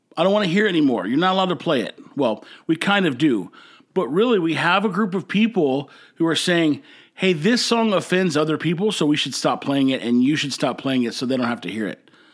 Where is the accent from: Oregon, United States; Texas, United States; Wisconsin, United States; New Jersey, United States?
Texas, United States; now in Corpus Christi, United States; I hail from Texas. Actually, I've lived all over Texas, but right now I'm in Corpus Christi